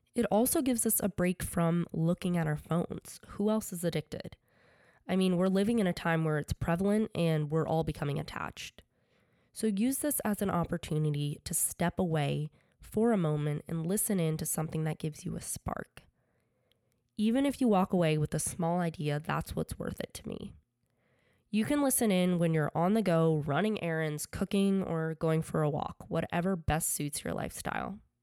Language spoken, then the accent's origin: English; Connecticut, United States; also born or lived in New York; I grew up playing sports in Connecticut